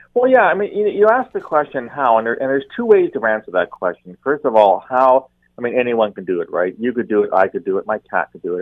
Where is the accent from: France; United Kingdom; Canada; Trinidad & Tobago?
Canada; as a Canadian, um, very proud Canadian